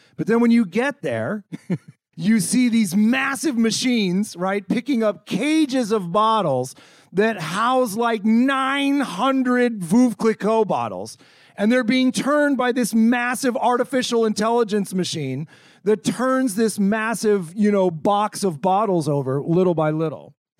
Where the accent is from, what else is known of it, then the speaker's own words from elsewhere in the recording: California, United States; moved away; I'm originally from California, and I went to school in Northern California